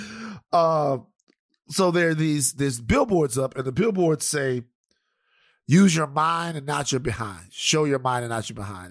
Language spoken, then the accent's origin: English; the South, United States; I'm from the South